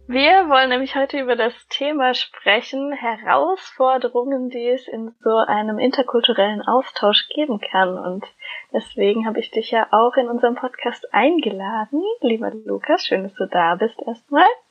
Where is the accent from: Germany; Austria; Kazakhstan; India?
Germany; wir als Deutsche jetzt im Ausland sind